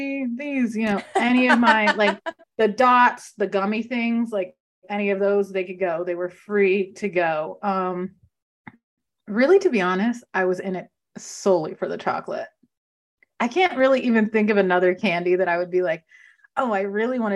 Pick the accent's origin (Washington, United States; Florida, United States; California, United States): California, United States; now in East Coast, United States; I grew up in California